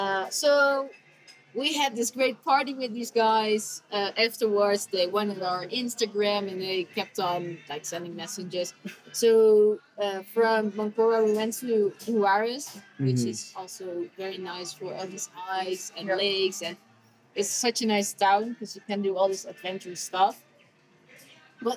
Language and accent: English; Netherlands; We come from the Netherlands, which is a small country.